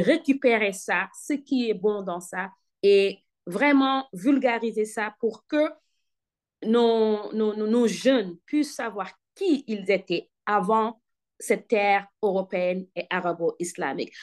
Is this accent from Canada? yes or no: no; Senegal; now in North Carolina, United States; je suis d'origine sénégalaise. Je suis sénégalaise